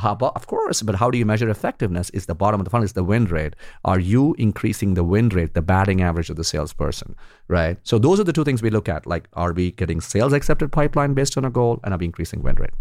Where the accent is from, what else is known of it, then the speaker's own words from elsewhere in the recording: India; when I grew up in India